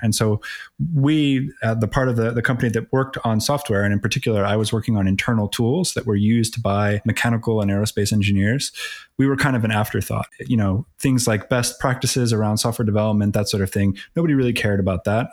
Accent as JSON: {"language": "English", "town": "Philadelphia", "region": "Pennsylvania", "country": "United States", "tie": "born or raised there", "also_born_or_lived": "Atlanta", "said": "Born and raised in Philly, as they say, or the, the suburbs of Philly."}